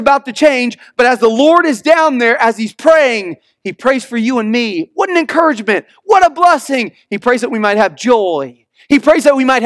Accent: Missouri, United States; moved away; I'm from the Midwest. And I went back to Missouri where I grew up.

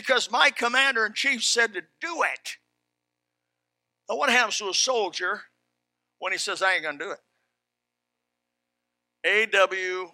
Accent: South Florida, United States; I'm from South Florida.

